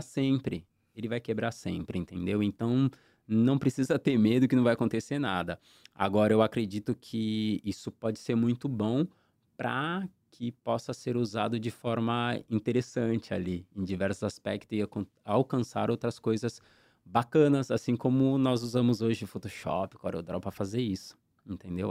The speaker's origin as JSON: {"language": "Portuguese", "town": "Santos", "region": "São Paulo", "country": "Brazil", "tie": "born or raised there", "lives_now": "São Vicente, Brazil", "said": "Eu sou da Zona Noroeste, Vila São Jorge. Eu morei muito tempo na Vila São Jorge"}